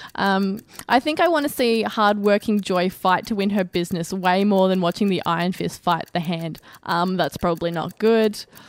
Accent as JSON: {"language": "English", "country": "Australia", "said": "as an Australian"}